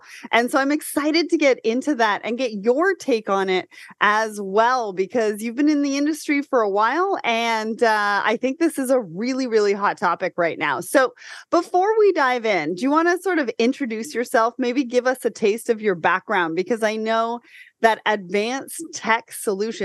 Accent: Canada; as a Canadian.

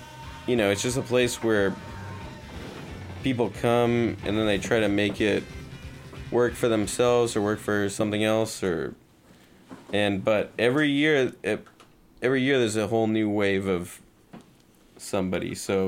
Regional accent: Berkeley, California, United States; I grew up mostly in Berkeley, but I can kind of consider the whole, like, Richmond, Berkeley, Oakland, and everything in between all to be, like, I consider, like, the East Bay

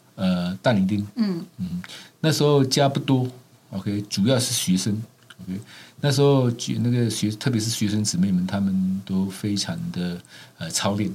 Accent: Malaysia; now in New Zealand; 我是马来西亚华侨。呃，我是出生在一个基督徒家庭

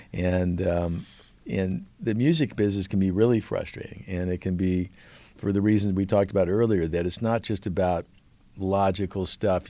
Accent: Beverly Hills, California, United States; I grew up in Beverly Hills

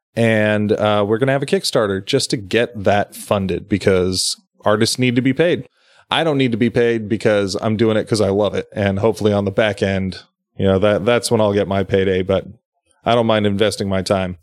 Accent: Sacramento County, California, United States; we're both from Sacramento County, but we both live in counties outside of Sacramento County

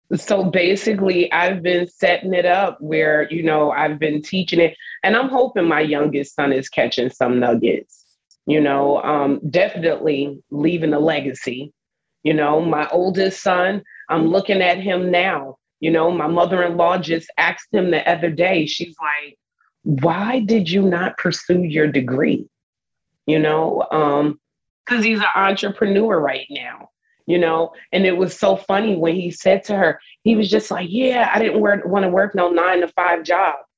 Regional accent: New Jersey, United States; moved away as an adult; now in Texas, United States; I'm a girl from Jersey.

